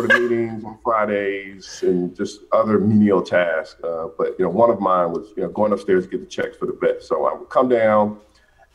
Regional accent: Atlanta, Georgia, United States; I'm from Atlanta, grew up on the west side of Atlanta.

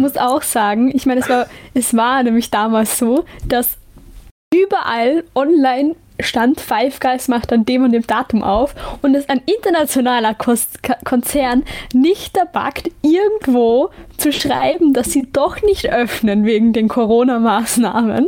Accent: Lower Austria, Austria; ich bin ja situationselastisch, was mein Heimatbundesland ja. angeht, aber man kann nicht sagen, dass das wirklich Niederösterreich ist, wenn ich 15 Minuten ja. zu Fuß gehe. Aber es ist Niederösterreich, also darüber diskutieren wir nicht. Ich bin mhm. Niederösterreicherin.

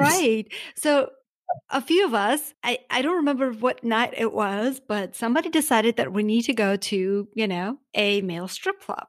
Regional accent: Armenia; now in United States; I am from Armenia

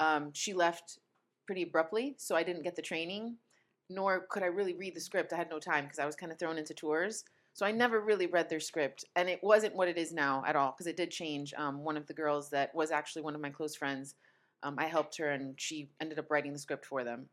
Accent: northern Italy, Italy; moved away as an adult; now in Rome, Italy; I grew up in Italy, but I grew up in the north part, so I'd never been to Rome

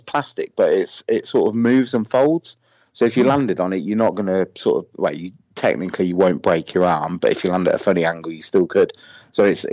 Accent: Northamptonshire, East Midlands, United Kingdom; I'm from Northamptonshire in the UK.

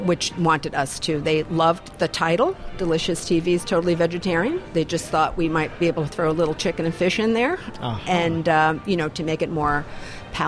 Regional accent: Italy; moved away as an adult; now in Maine, United States; I moved over to Maine from Italy. I grew up in Italy and I lived in Italy for about 18 years.

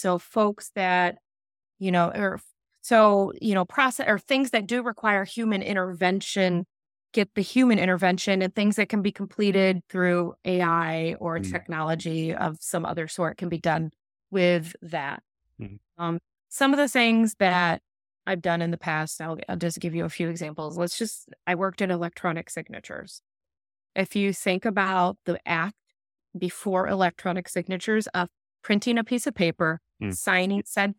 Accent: Midwest, United States; growing up in the Midwest in poverty on a farm, with everybody I knew, it's still to this day, working in factories.

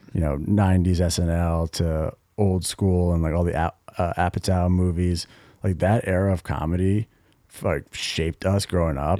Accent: Greenwich, Connecticut, United States; we're from Connecticut, town called Greenwich, Connecticut

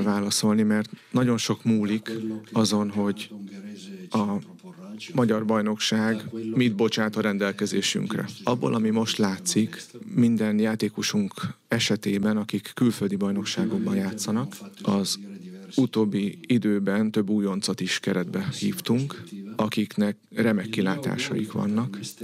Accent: Italy; moved away as an adult; now in Hungary; én olasz vagyok

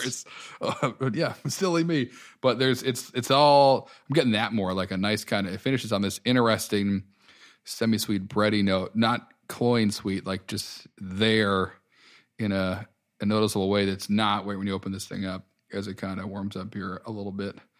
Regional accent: Connecticut, United States; moved away; I grew up in Connecticut and spent some of my adult years there

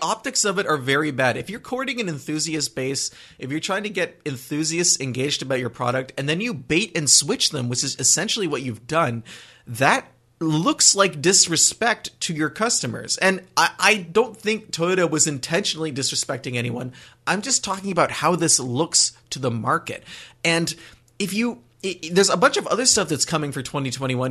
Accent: southern Quebec, Canada; I grew up near Vermont, near the Vermont border in southern Quebec.

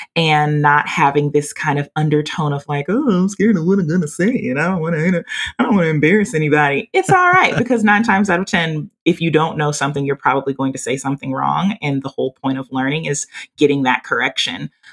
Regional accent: Louisiana, United States; accent: southern country drawl; now in Texas, United States; I'm from Louisiana and I'm currently in Texas.

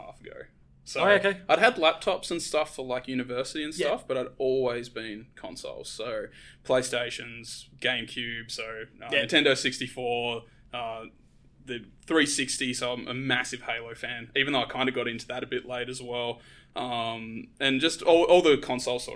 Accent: Tasmania, Australia; now in Melbourne, Australia; I'm originally from Tasmania

